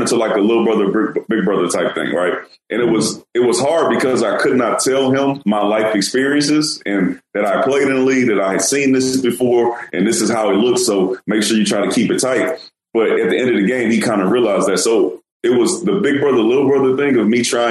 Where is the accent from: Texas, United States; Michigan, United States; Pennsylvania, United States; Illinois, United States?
Texas, United States; Houston; also born or lived in New York; I'm from Houston, and we used to have the Houston Oilers